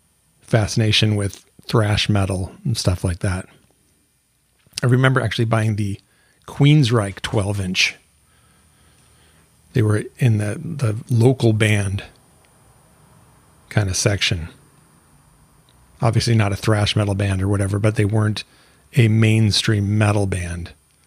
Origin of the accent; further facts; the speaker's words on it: Seattle, Washington, United States; Growing up in Seattle